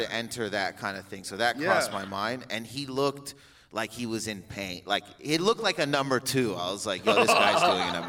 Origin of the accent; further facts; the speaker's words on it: Windsor, Ontario, Canada; I'm from Windsor, Ontario